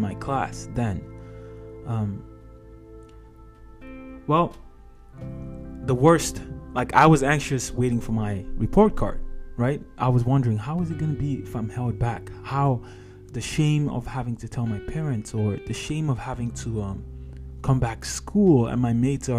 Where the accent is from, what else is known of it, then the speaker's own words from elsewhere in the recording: Nigeria; moved away; I'm Nigerian by background. So I went to high school in Nigeria.